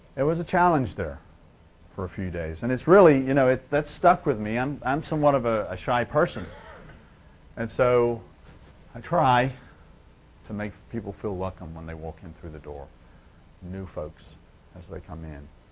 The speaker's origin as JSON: {"language": "English", "town": "Liverpool", "region": "North West England", "country": "United Kingdom", "said": "I'm from Liverpool and we have a bad name in England if you're from Liverpool."}